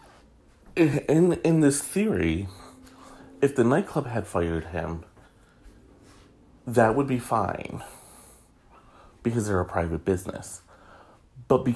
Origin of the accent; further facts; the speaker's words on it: Michigan, United States; my home state of Michigan